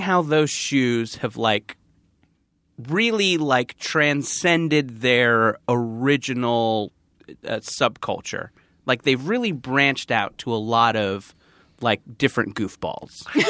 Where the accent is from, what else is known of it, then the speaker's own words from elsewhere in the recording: East Coast, United States; now in Los Angeles, United States; growing up on the East Coast